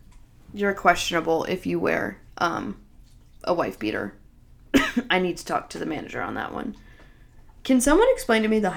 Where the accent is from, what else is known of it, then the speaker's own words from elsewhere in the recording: Henry County, Georgia, United States; we are from Henry County, both of us.